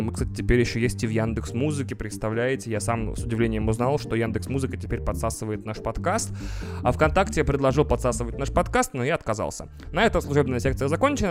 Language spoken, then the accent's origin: Russian; Russia; now in Moscow, Russia; И вообще из Бубенской области